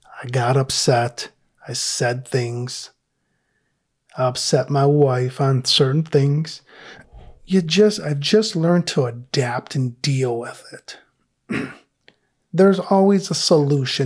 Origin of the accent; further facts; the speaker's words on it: Detroit, Michigan, United States; I grew up in Detroit